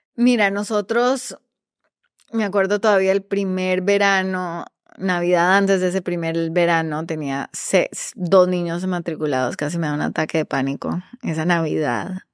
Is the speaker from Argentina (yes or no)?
no; Costa Rica; moved away as an adult; also born or lived in Medellín, Colombia / New York, United States; now in Peru; soy originalmente de Medellín, eh, nací allá, eh, me mudé con, mi, nos mudamos, mi familia inmediata, a Costa Rica. Crecí en Costa Rica